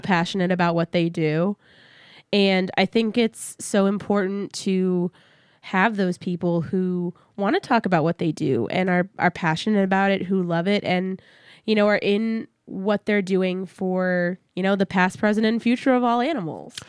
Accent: San Antonio, Texas, United States; moved away; my hometown zoo

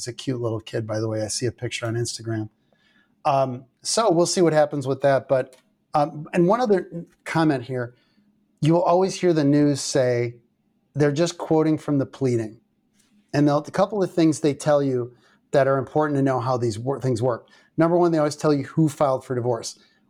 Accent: Columbus, Georgia, United States; born there; I was born in Columbus, Georgia, Fort Benning.

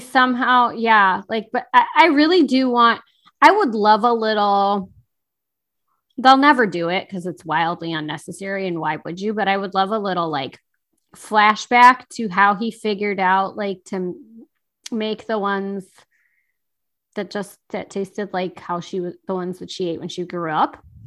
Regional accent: Chicago, Illinois, United States; I grew up in Chicago or in the Chicago area

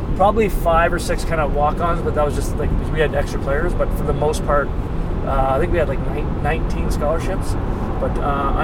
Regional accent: Canada; moved away; we grew up in Canada

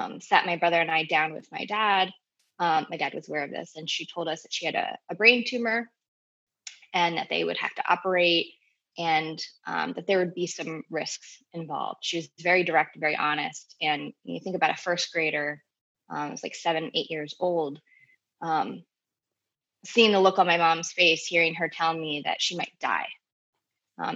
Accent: Southern New Jersey, United States; I grew up in Southern New Jersey, pretty stereotypical suburban upbringing

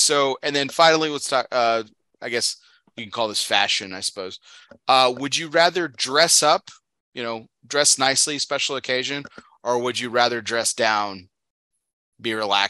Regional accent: Texas, United States; Man, growing up in Texas, that's pretty much my children are also hot blooded like me too.

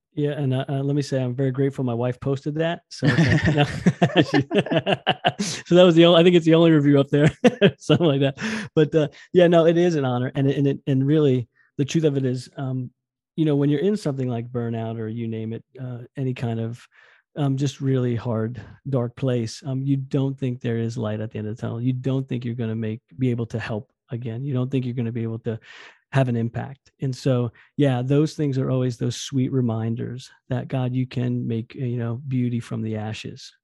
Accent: New Jersey, United States; moved away as an adult; also born or lived in West Virginia; now in Westover, United States; I'm from Jersey

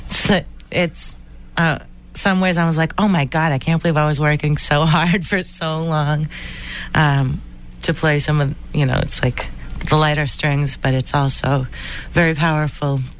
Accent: Boston, Massachusetts, United States; Uh, and I'm a singer from Boston.

